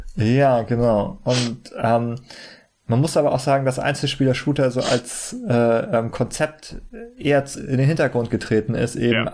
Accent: Germany; für uns als Deutsche

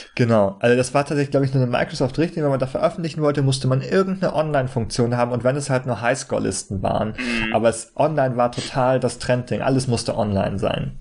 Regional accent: Germany; für uns als Deutsche

